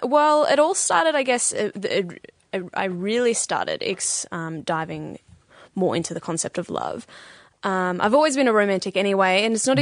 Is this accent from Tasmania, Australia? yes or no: no; Bendigo, Victoria, Australia; moved away as an adult; now in St Kilda, Australia; I'm from originally I'm from Bendigo